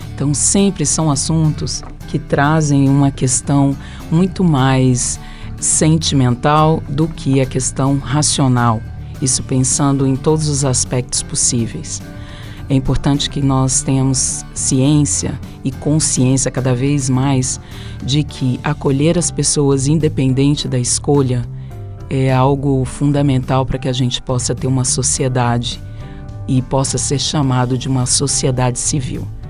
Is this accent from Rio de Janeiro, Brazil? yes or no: no; São Paulo, Brazil; eu sou paulista